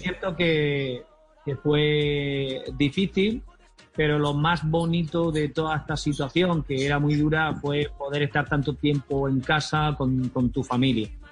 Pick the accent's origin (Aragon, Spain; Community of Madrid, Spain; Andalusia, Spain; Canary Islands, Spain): Andalusia, Spain; Almería; ya pudimos viajar a mi tierra natal, a Almería